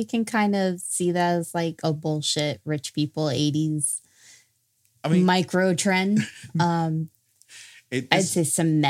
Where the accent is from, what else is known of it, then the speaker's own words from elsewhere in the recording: New Mexico, United States; also born or lived in Nevada; I grew up in New Mexico and Nevada